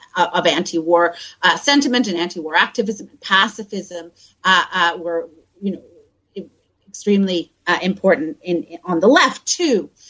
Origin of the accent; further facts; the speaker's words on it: Canada; moved away as an adult; also born or lived in Manchester / Bristol; now in Sheffield, United Kingdom; I'm originally from Canada, and I did my first degree at McGill. Uh, then I came to Britain to do my postgraduate uh, research